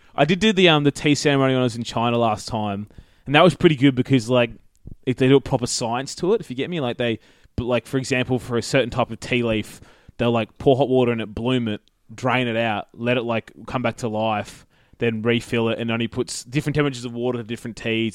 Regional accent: Queensland, Australia; as a Queenslander

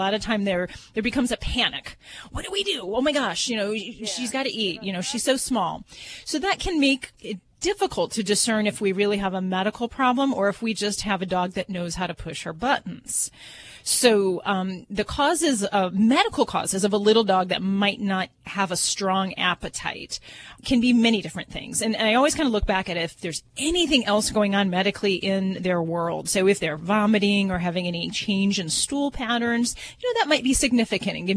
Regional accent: Hammond, Indiana, United States; I'm from Hammond, Indiana

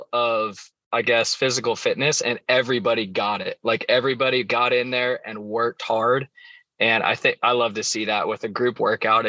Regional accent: just south of Lincoln, Nebraska, United States; I'm from Nebraska, just south of Lincoln.

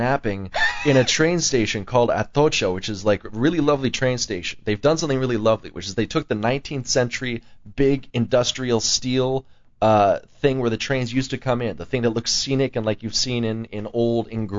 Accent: Santa Monica, California, United States; moved away as an adult; also born or lived in New York; I was born in Santa Monica. I grew up around Southern California mainly.

